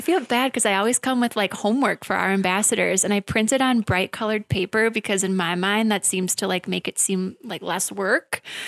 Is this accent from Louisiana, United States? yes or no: no; Wisconsin Rapids, Wisconsin, United States; I was born and raised in Wisconsin Rapids, graduated from Lincoln High School in twenty fourteen